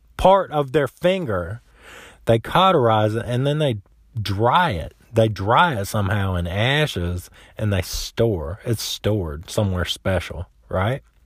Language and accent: English; South Central Florida, United States; I grew up in South Central Florida